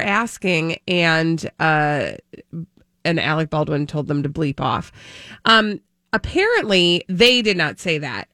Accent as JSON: {"language": "English", "country": "Ireland", "said": "being an Irish person"}